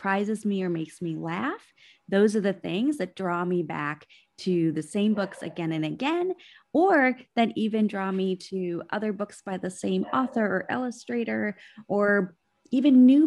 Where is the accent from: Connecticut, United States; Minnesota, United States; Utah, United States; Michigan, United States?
Minnesota, United States; growing up in Minnesota, in the northern part of this country